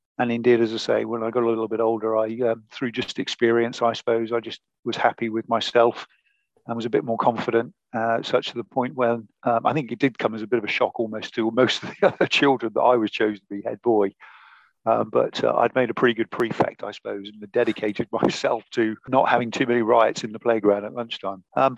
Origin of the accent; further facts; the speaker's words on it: Buckingham, South East England, United Kingdom; Buckingham is my hometown. In fact, my mum still lives there.